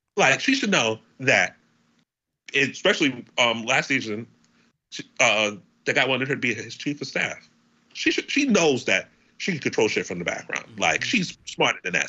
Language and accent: English; United States; I'm American